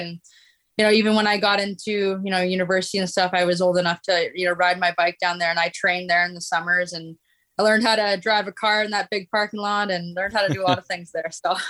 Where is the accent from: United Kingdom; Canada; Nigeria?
Canada; Ottawa, Ontario; moved away as an adult; now in Toronto, Canada; I grew up in Ottawa, Ontario, which is it's pretty cold in the winter.